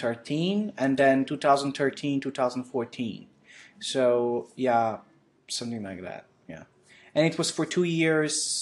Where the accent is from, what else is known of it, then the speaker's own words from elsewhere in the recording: Bulgaria; moved away as an adult; now in Wroclaw, Poland; I'm from Bulgaria